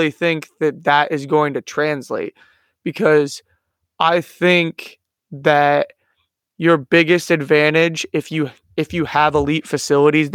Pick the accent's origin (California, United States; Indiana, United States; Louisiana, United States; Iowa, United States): Iowa, United States; I'm from Iowa